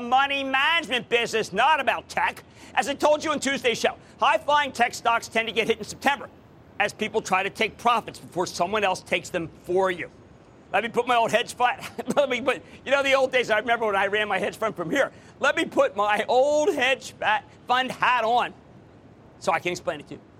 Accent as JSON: {"language": "English", "town": "Philadelphia", "region": "Pennsylvania", "country": "United States", "tie": "born or raised there", "said": "Coming to you from my hometown, the hometown of the Super Bowl champs, the hometown of the Philadelphia Eagles."}